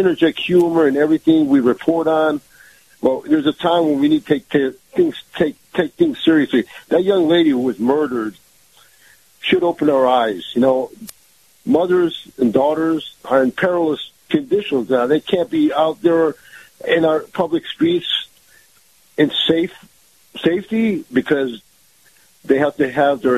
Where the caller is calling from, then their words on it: Tampa, Florida, United States; Good morning, Kyle. … from Tampa.